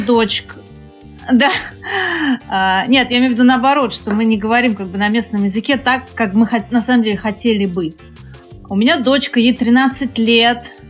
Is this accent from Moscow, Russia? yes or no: yes; Moscow, Russia; moved away as an adult; now in Malaysia; Я вообще из Москвы